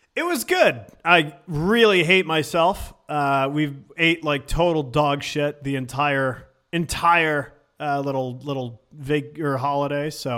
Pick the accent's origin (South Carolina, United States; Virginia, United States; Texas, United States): Virginia, United States; Richmond; also born or lived in Syracuse, New York; I moved down here when I was, I moved to Richmond, Virginia when I was, like, eight